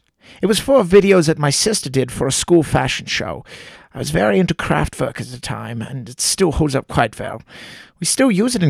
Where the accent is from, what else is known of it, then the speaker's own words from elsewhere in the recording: East Germany, Germany; When I was a little boy growing up in East Germany, I was in love with music.